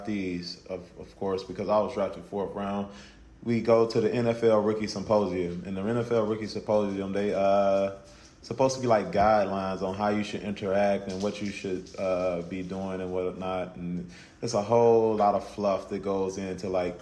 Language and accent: English; Gloster, Mississippi, United States; I'm from Gloucester, Mississippi. It's a small town in southwest Mississippi.